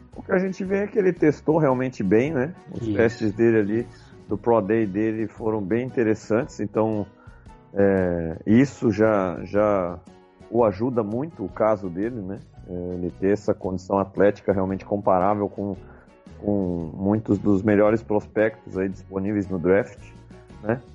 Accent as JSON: {"language": "Portuguese", "country": "Brazil", "said": "como brasileiro e torcedor do Buffalo Bills"}